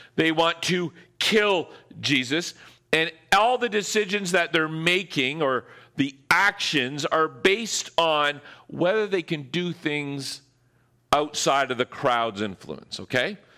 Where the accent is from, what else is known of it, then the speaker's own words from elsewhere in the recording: Ontario, Canada; now in Squamish, Canada; I'm from Ontario